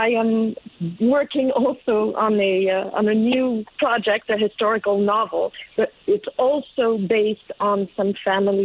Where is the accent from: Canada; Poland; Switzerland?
Switzerland; Geneva; first language French; English is a second language; now in New York, United States; I was born in Geneva, so French is my first language